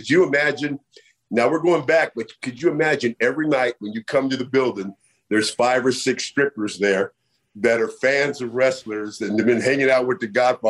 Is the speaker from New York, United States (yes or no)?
no; Bay Area, California, United States; I'm from the Bay Area, you know, man.